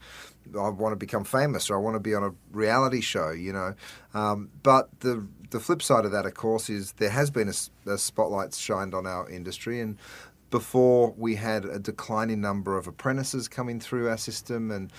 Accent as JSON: {"language": "English", "town": "Detroit", "region": "Michigan", "country": "United States", "said": "Yeah, but I'm actually from Detroit. I just put the accent on."}